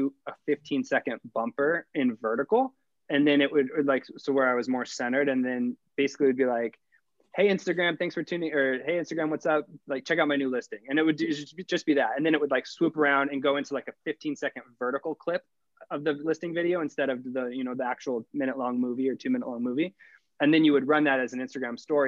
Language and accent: English; Sacramento, California, United States; moved away as an adult; now in San Diego, United States; I was from Sacramento. I was in Sacramento for 24